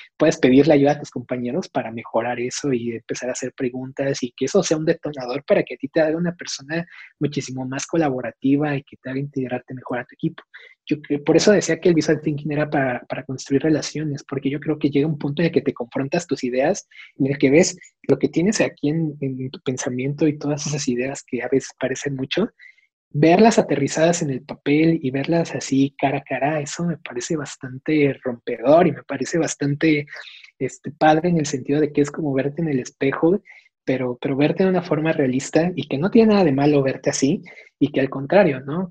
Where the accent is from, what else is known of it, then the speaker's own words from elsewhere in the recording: Mexico; soy mexicano